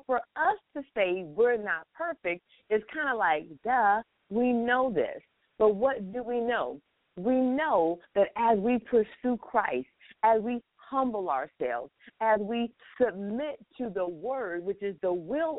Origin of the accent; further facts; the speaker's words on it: Florida, United States; I am here in what I call my hometown, Florida